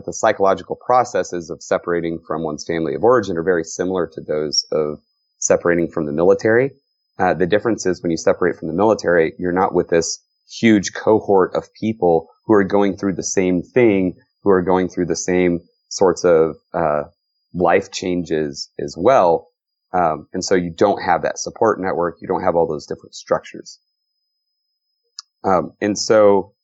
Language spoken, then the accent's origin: English; Texas, United States; I grew up in Texas.